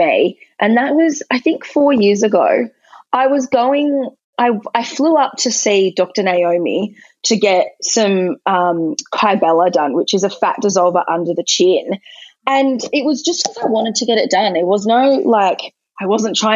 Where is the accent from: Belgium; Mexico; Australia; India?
Australia; Quairading, Western Australia; also born or lived in Cottesloe, Western Australia; I actually grew up in Quereting.